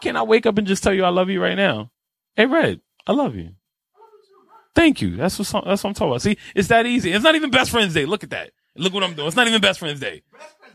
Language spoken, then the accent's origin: English; New York City, New York, United States; I'm a New Yorker